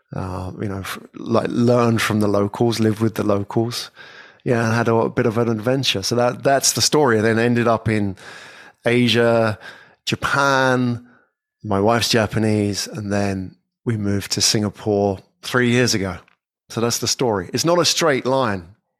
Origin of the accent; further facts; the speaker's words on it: England, United Kingdom; moved away as an adult; I'm from England. Yeah, I was born in England many years ago